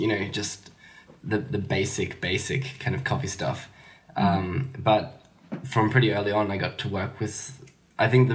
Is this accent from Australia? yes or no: yes; Australia; moved away as an adult; now in Sweden; I'm Australian. I can't hide that much. I moved to Sweden about four or five years ago